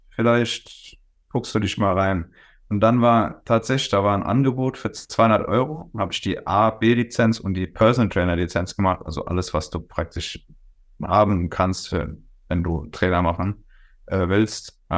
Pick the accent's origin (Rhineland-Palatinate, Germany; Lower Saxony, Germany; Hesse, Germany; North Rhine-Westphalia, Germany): Rhineland-Palatinate, Germany; Worms; born there; also ich bin äh, geboren in Worms, wohne in äh, Osthuppen.